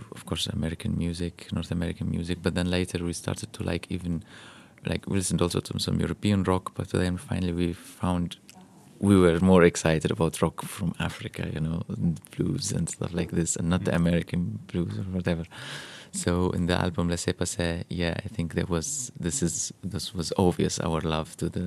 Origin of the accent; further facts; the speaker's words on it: Golan Heights, Syria; English is a second language; And uh, because we grew up in the Golan Heights and we're stateless, we have no passports, Rami and I, back then.